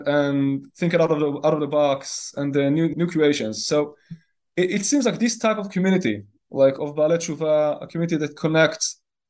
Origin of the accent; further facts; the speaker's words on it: Kiryat Tivon, Northern District, Israel; moved away as an adult; also born or lived in Jerusalem; now in Shuva, Israel; I was born in Kiryat Ivon, which is in the northern part of Israel